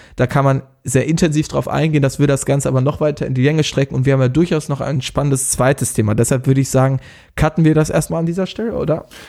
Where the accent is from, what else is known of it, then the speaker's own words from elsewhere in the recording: Germany; uns als äh, Deutsche